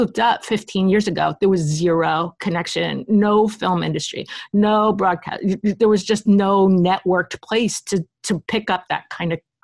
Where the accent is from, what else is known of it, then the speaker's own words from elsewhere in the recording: New Jersey, United States; also born or lived in Brooklyn, New York; we moved to New Jersey when I was 5 years old. I started kindergarten